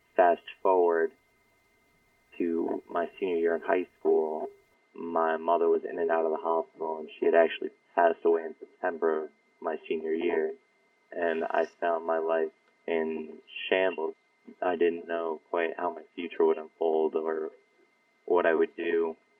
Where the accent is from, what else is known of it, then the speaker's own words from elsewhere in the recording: Yorktown, New York, United States; I grew up in Yorktown, northern Westchester.